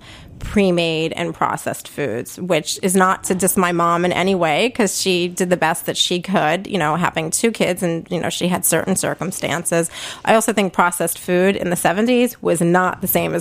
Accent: New York City, New York, United States; accent: Brooklyn; I don't know if my Brooklyn accent is coming through loud and clear, but I am a native Brooklyn gal. I grew up back in the day, we called it South Brooklyn, Red Hook

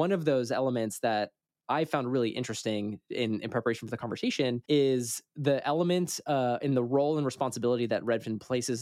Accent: San Francisco Bay Area, California, United States; moved away as an adult; also born or lived in Coeur d'Alene, Idaho; I grew up in the San Francisco Bay Area, and in my lifetime, I have watched, you know, my childhood home now be valued like at a ridiculous amount

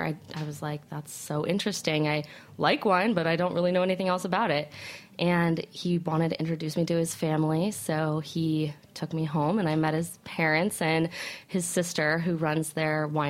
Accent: Aspen, Colorado, United States; moved away; also born or lived in Arizona; So I'm originally from Aspen, Colorado. Small town.

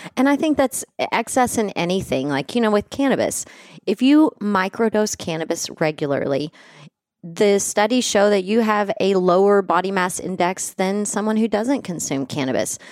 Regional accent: West Texas, United States; where I grew up in West Texas in the eighties

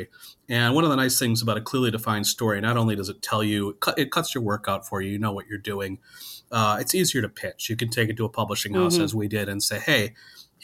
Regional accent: Wisconsin, United States; now in Minneapolis, United States; I grew up in Wisconsin.

